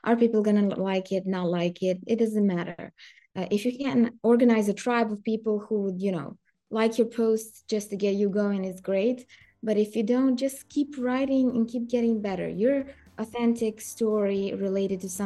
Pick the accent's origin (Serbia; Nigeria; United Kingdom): Serbia; English is a second language; I come from Serbia.